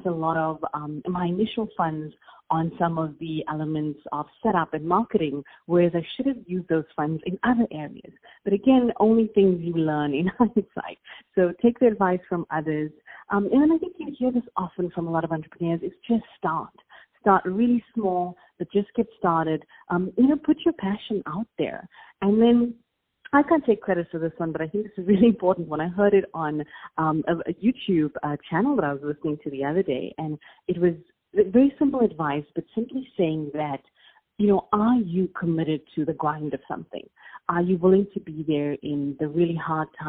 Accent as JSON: {"language": "English", "country": "South Africa", "tie": "born or raised there", "accent": "South African", "moved": "as an adult", "lives_now": "Los Angeles, United States", "said": "I don't know if you can tell by my accent, but I'm South African. So that's a very unique one. And people are always intrigued by that in the United States. So I do reside in LA now. But I grew up in South Africa"}